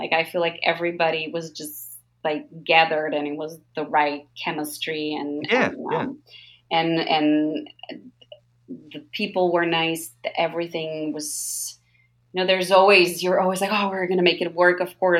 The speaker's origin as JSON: {"language": "English", "region": "New York", "country": "United States", "said": "I'm also like, you know, living like being a New Yorker"}